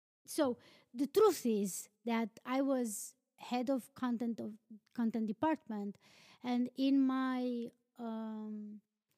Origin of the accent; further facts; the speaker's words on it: Romania; moved away; I'm from Romania.